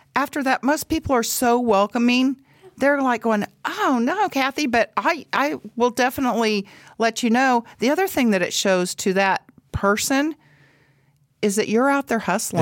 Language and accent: English; Paola, Kansas, United States; I'm from Paola, Kansas, have lived there all my life, went to school in Paola, Kansas